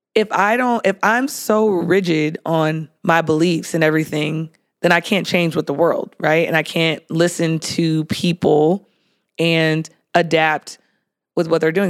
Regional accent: San Diego, California, United States; I grew up in San Diego.

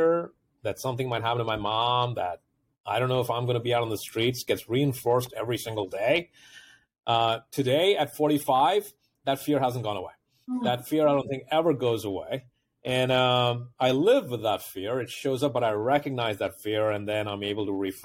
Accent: Mumbai, Maharashtra, India; moved away as an adult; now in United States; I grew up in India

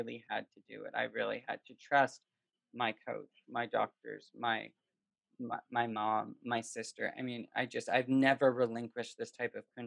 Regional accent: Canada; moved away; growing up in Canada with hockey

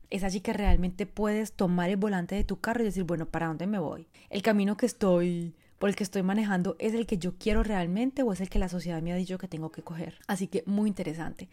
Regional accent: Colombia; moved away as an adult; also born or lived in France; Yo, bueno, soy colombiana, si me conoces, Llevo 23 años viviendo fuera de Colombia, viví, durante 22 años en Francia

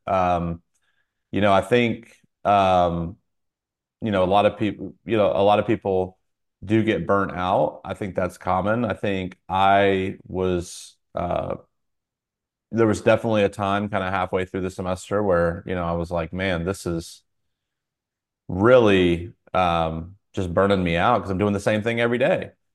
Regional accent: Fayetteville, North Carolina, United States; moved away as an adult; also born or lived in Atlanta area; now in Atlanta, United States; I grew up in a military town. It's called Fayetteville, North Carolina

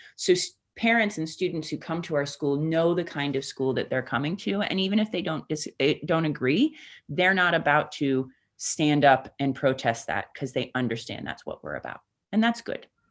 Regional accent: United States; moved away; I am an American

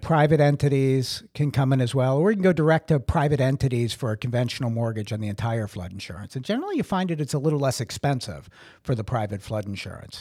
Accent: Brockton, Massachusetts, United States; moved away as an adult; also born or lived in Sparta, New Jersey; now in Holmdel, United States; I'm originally from Brockton, Massachusetts

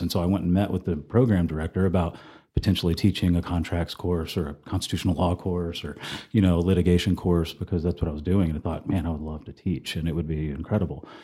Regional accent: Flower Mound, Texas, United States; moved away as an adult; also born or lived in Denton, Texas / Austin, Texas; now in Amarillo, United States; I'm from Denton originally and grew up in Flower Mound.

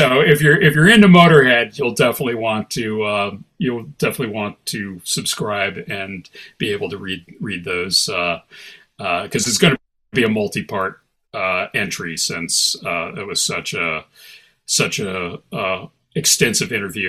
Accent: Midwest, United States; You know, I grew up in the Midwest, it's cold, it's dark

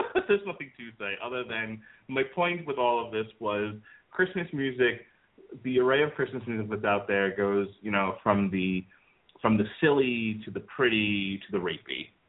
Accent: New York, United States; moved away as an adult; also born or lived in Florida; I grew up in New York, and none of the homes that I lived in in New York, and there were two of them, had fireplaces.

